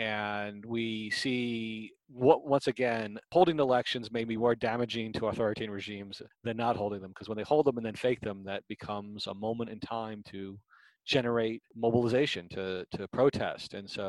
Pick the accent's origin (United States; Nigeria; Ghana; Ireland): United States; as somebody who's was born and raised in the United States